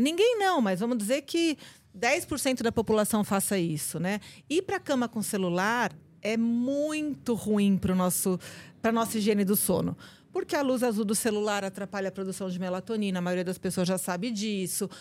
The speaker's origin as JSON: {"language": "Portuguese", "area": "ABC Paulista", "region": "São Paulo", "country": "Brazil", "said": "lá no ABC Paulista, de onde eu sou"}